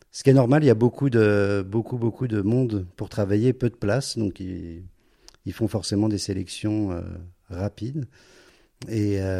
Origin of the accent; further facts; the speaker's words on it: Paris, Île-de-France, France; now in Zurich, Switzerland; mais j'ai été surpris quand même de l'activité musicale à Zurich. C'est vraiment euh, quand on vient de Paris, on peut avoir un petit peu peur euh, mhm. d'un, certain vide de ce côté-là.